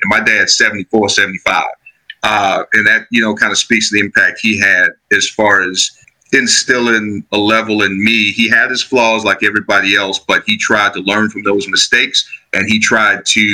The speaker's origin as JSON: {"language": "English", "town": "Chicago", "region": "Illinois", "country": "United States", "tie": "born or raised there", "said": "Product of the South Side of Chicago, Illinois. I grew up in Roseland"}